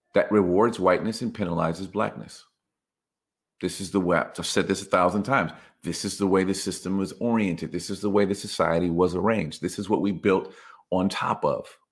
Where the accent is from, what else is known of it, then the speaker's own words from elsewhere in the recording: United States; us in the United States